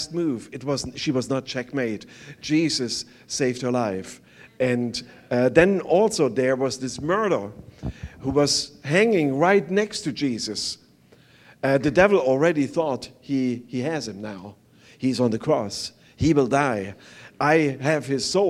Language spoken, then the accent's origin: English; East Germany, Germany; English is a second language; moved away; I was growing up on the East side